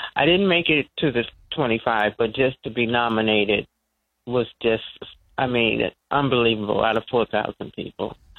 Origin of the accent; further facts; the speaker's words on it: Washington, District of Columbia, United States; also born or lived in North Carolina; I grew up in D.C.